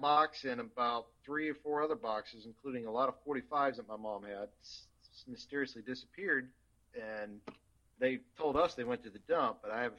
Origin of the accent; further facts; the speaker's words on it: Midwest, United States; I'm from the Midwest and I've never traveled beyond like the states out right around me.